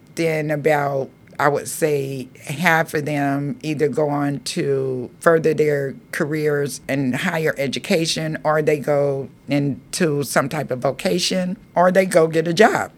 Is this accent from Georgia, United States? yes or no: yes; Georgia, United States; now in Marin City, United States; growing up in Georgia, it was during the time of segregation